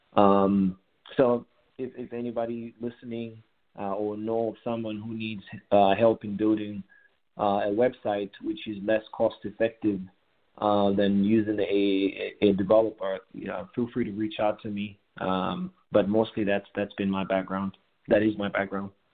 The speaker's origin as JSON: {"language": "English", "town": "Kitwe", "region": "Copperbelt Province", "country": "Zambia", "tie": "born or raised there", "also_born_or_lived": "Kabwe, Zambia / Sydney, Australia", "moved": "as an adult", "lives_now": "Dallas, United States", "said": "I grew up in Kitwe, uh, and I went to a boarding school uh, in Kabwe"}